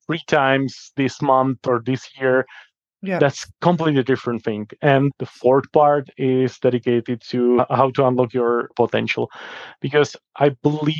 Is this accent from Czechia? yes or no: yes; Czechia; in my country, Czech Republic